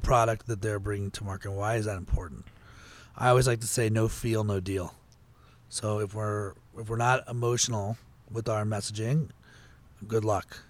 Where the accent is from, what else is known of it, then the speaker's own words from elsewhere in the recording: Potomac, Maryland, United States; I grew up in Potomac, Maryland, not a, not a terrible place to grow up